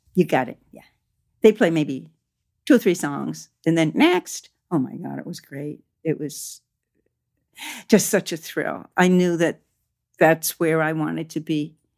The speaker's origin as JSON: {"language": "English", "country": "United States", "tie": "born or raised there", "also_born_or_lived": "Canada", "said": "I grew up around Italian American, you know, semi-mafia people, you know, in, in Maine and Massachusetts"}